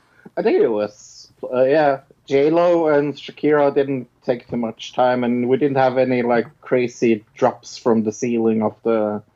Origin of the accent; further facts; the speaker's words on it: Norway; I'm from Norway.